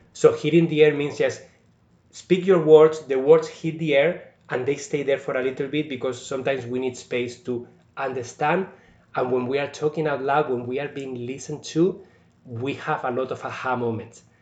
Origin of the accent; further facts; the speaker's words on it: Spain; also born or lived in India; now in Sault Ste. Marie, Canada; I'm from Spain, but I was in India over a year